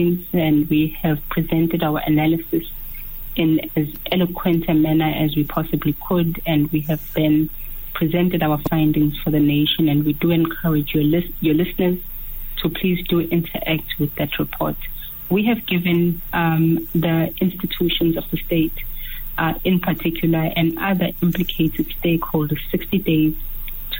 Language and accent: English; South Africa; we are South Africans